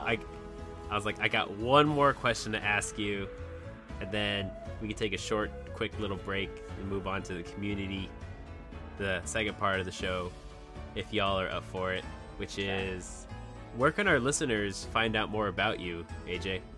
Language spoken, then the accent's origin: English; Texas, United States; moved away; my hometown was in Texas, and I'm states away.